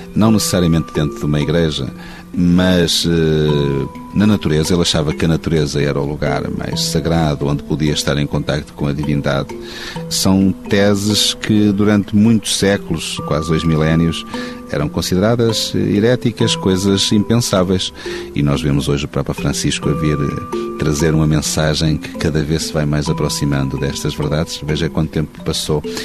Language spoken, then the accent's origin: Portuguese; Penafiel, Norte, Portugal; born or raised there